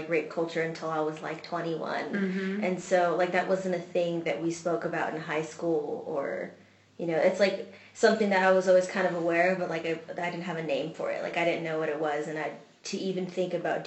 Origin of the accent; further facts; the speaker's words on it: southernmost Texas, United States; I'm also from Texas, from like the southernmost tip